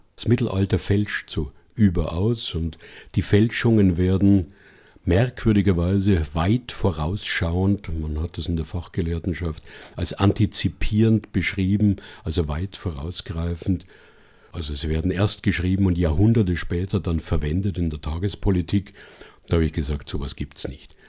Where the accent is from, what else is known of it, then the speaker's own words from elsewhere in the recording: Bavaria, Germany; aus meinem Heimatland Bayern